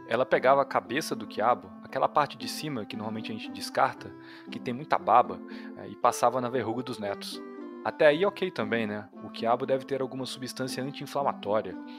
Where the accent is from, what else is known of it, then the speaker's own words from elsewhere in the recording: interior of Minas Gerais, Brazil; eu sou do interior de Minas Gerais